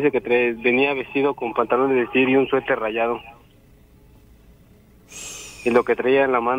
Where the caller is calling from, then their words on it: Orizaba, Veracruz, Mexico; De acá de Orizaba.